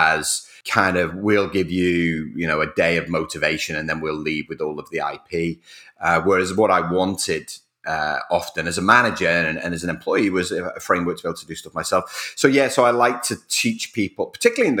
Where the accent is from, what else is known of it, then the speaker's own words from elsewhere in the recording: Rainhill, North West England, United Kingdom; also born or lived in Whiston; I was born in Wiston Hospital. Wiston is a suburb of Liverpool. It's east of Liverpool. It's about 8 miles away. And I grew up in a little village called Rain Hill.